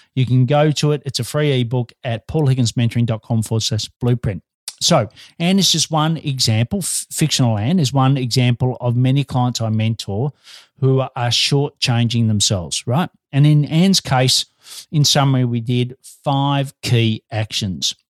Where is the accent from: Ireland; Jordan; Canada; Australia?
Australia